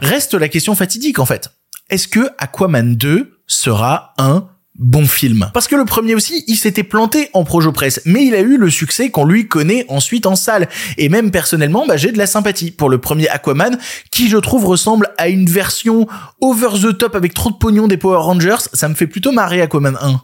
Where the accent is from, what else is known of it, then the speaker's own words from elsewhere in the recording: Ardèche, Auvergne-Rhône-Alpes, France; moved away; ayant passé une partie de mon enfance en Ardèche